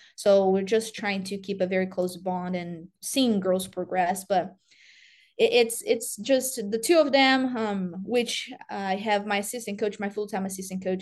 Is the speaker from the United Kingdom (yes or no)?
no; Brazil; English is a second language; moved away as an adult; also born or lived in Tennessee; now in Iowa, United States; grew up in Brazil